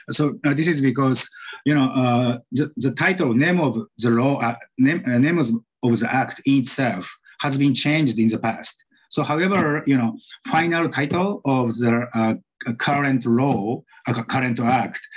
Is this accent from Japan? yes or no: yes; Japan; also born or lived in Yokohama / Tokyo / Osaka / New York City; So I was born in Yokohama City in Japan and I grew up in several cities such as uh, Tokyo, Osaka, and New York City.